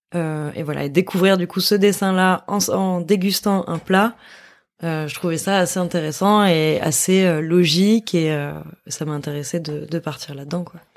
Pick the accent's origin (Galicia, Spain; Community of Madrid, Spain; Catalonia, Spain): Catalonia, Spain; between Girona and Barcelona; entre Gérone et Barcelone, qui est là d'où je viens. En fait, je suis catalane